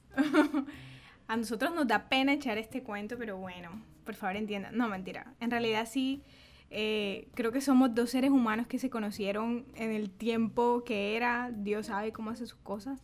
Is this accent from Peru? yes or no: no; San Jacinto, Bolívar, Colombia; also born or lived in Montería; yo nací en, San, en Montería, soy de San Jacinto Bolívar